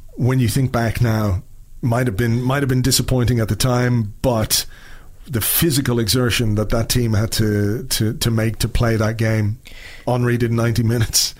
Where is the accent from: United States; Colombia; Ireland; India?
Ireland; Dublin, Leinster; moved away; also born or lived in Spain